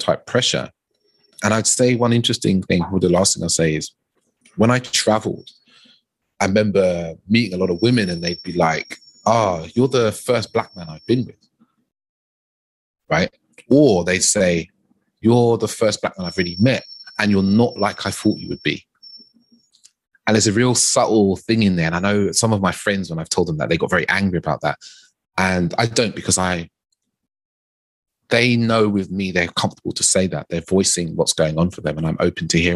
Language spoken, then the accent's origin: English; United Kingdom; even as a British black man, there's a slight different nuance from the American black man as well, right? And, you know, you can break it down into, like, my parents are Caribbean